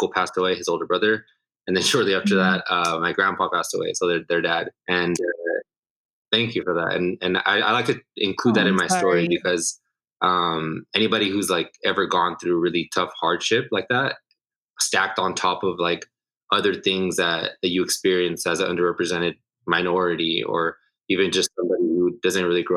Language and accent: English; Los Angeles, California, United States; I was born in Los Angeles, raised all throughout Southern California.